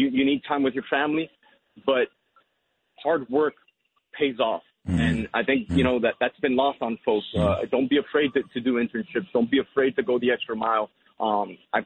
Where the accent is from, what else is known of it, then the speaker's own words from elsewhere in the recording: Hialeah, Florida, United States; growing up in Hialeah